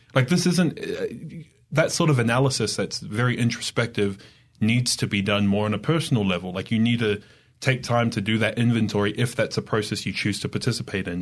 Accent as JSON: {"language": "English", "country": "Australia", "also_born_or_lived": "New York / Idaho", "moved": "as an adult", "lives_now": "Utah, United States", "said": "I'm from Australia"}